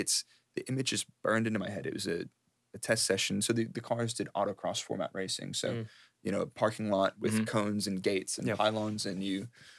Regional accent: Dallas, Texas, United States; moved away as an adult; now in United Kingdom; I grew up in Texas, in mm-hmm. Dallas, mm-hmm. and I didn't leave Dallas until I moved to the UK in 2010.

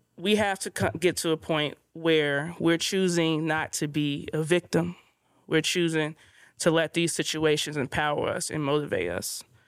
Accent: Inglewood, California, United States; growing up in Inglewood

